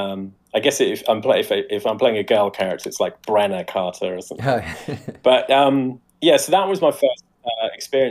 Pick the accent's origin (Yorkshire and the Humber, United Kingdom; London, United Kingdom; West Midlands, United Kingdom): West Midlands, United Kingdom; Coventry; used to go and help his grandfather with his secondhand bookstall in Coventry Indoor Market.